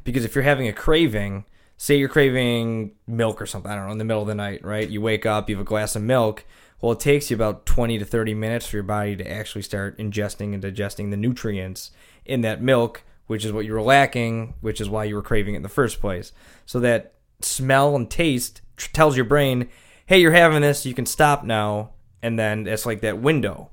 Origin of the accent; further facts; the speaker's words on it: Kenmore, New York, United States; also born or lived in Anaheim, California / Charlotte; I'm from Kenmore.